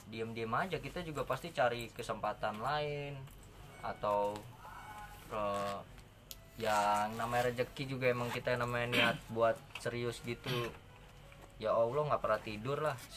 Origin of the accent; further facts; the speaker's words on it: Makassar, South Sulawesi, Indonesia; Kalau gue orang Makassar, gue belum tahu nih.